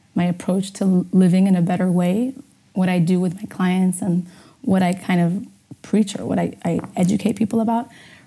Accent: Portugal; also born or lived in Amsterdam, Netherlands; I was born in Amsterdam, and when I was only one, I moved with my parents, obviously, moved to Portugal

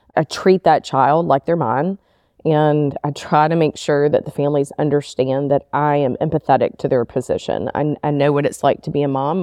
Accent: Memphis, Tennessee, United States; also born or lived in Nashville, Tennessee; I'm originally from Memphis and grew up all the way through school here in Memphis

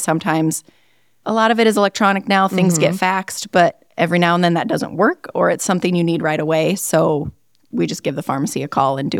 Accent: Northwest Iowa, United States; So I grew up in Northwest Iowa.

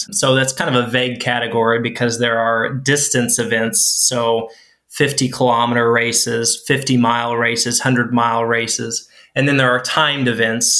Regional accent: Jasonville, Indiana, United States; moved away as an adult; now in Plymouth, Indiana, United States; My home is in a small town in southern Indiana, Jasonville

